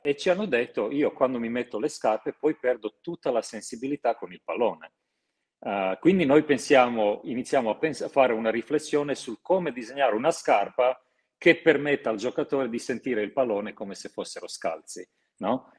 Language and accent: Italian; Croatia; moved away; io sono croato